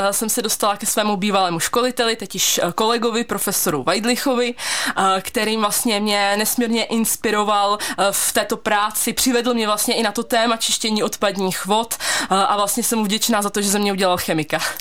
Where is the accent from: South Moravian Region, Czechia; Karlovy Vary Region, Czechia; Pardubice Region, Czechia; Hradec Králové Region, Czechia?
Pardubice Region, Czechia; Pardubice; Maminka mě právě doporučila fakultu chemicko-technologickou tady u nás v Pardubicích